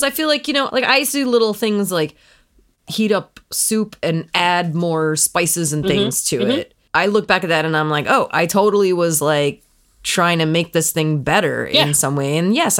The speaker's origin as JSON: {"language": "English", "region": "Midwest", "country": "United States", "tie": "born or raised there", "said": "I grew up in the Midwest"}